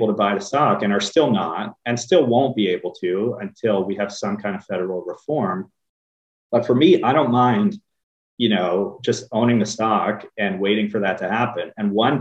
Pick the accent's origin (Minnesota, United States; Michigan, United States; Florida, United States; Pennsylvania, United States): Pennsylvania, United States; I grew up in Pennsylvania and I still remember when I was a kid in the early 90s